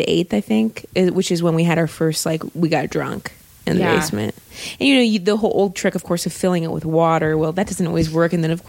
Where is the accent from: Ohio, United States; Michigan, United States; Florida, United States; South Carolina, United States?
Ohio, United States; I grew up in Ohio